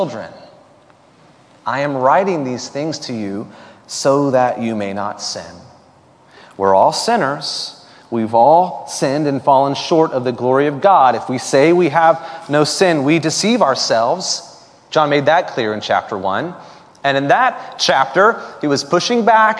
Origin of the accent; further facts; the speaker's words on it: Florida, United States; when I was 10 or 11 years old, growing up in Florida